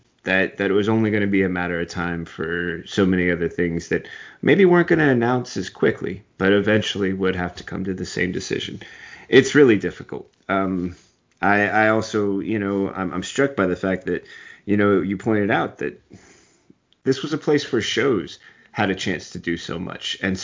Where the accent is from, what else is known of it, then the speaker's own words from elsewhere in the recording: West Coast, United States; also born or lived in Long Island, New York; I was technically born in New York. I was born on Long Island, but I had to move away when my dad got laid off, and they hired him out here in the West Coast, and that was it.